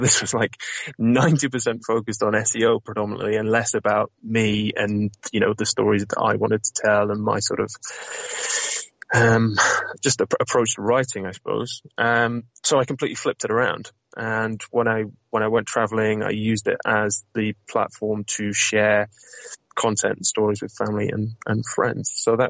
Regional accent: North West England, United Kingdom; And the bagging part is a little nod to my northern roots. So I'm from Lancashire originally, although I definitely don't sound it.

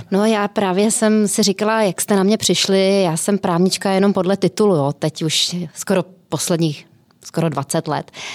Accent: Plzeň, Plzeň Region, Czechia; moved away as an adult; also born or lived in Prague; já jsem byla z Plzně, e, šla jsem do Prahy

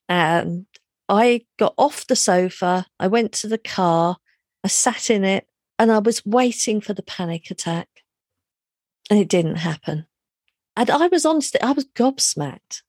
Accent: London, United Kingdom; moved away as an adult; also born or lived in Reading; I grew up in London

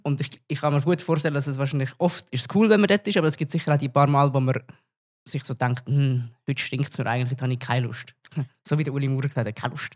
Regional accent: Zug, Switzerland; Ich bin ja selber auch aus dem Kanton Zug

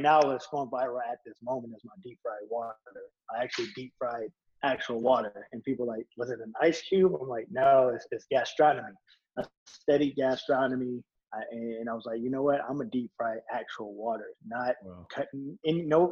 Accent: Moreno Valley, California, United States; also born or lived in Las Vegas, Nevada; growing up in Moreno Valley

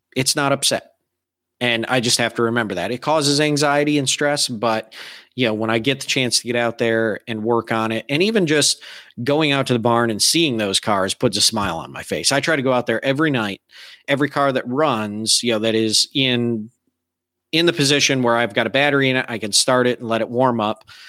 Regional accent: Michigan, United States; moved away; I grew up in Michigan

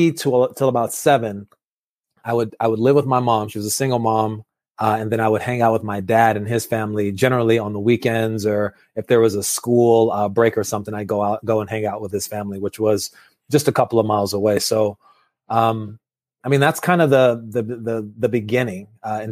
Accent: Los Angeles, California, United States; I was born in Los Angeles, California

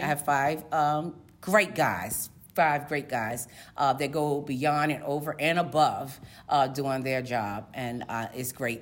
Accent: Portsmouth, Virginia, United States; now in Chesapeake, United States; am a native of Portsmouth, Virginia, born and raised in Portsmouth, Virginia

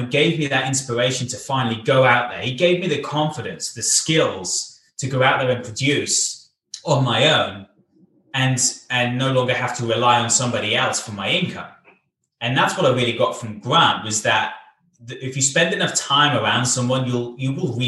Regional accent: Cardiff, Wales, United Kingdom; also born or lived in Bath; In my hometown of Cardiff

